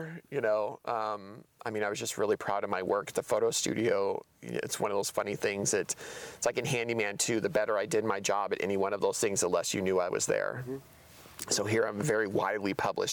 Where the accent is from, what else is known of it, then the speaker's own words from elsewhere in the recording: Tucson, Arizona, United States; moved away as an adult; now in Portland, United States; I grew up in Arizona